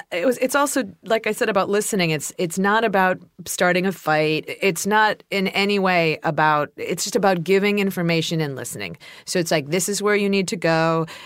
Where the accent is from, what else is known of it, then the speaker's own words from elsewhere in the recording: Ohio, United States; even though I'm from Ohio